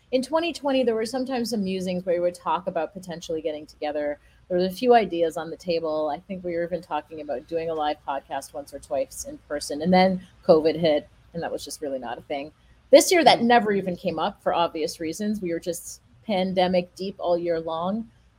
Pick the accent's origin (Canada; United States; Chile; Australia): Canada; I'm Canadian. I can't vote.